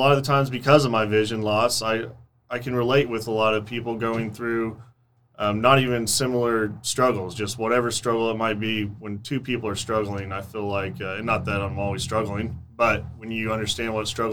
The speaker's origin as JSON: {"language": "English", "town": "Tulsa", "region": "Oklahoma", "country": "United States", "tie": "born or raised there", "said": "I grew up in Tulsa, Oklahoma"}